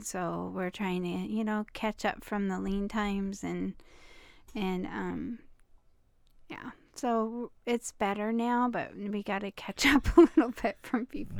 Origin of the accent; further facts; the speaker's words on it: Hoquiam, Washington, United States; we're from the coast where life is slow and quiet.